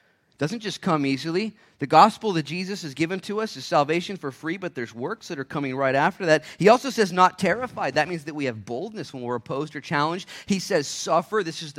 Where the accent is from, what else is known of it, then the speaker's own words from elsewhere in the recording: Minnesota, United States; I grew up in Minnesota for a little bit.